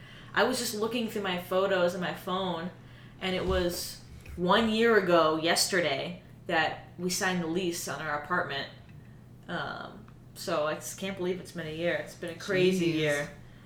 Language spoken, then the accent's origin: English; Minnesota, United States; moved away; I grew up in Minnesota, but my parents live in Wisconsin now.